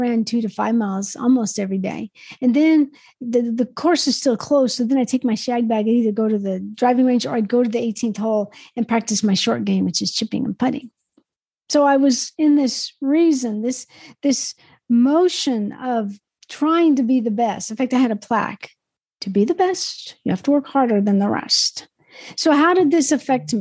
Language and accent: English; Spokane, Washington, United States; also born or lived in Yakima, Washington; when we moved from Yakima to Spokane, one of my main things that my dad was looking for was a home on the golf course or near the golf course.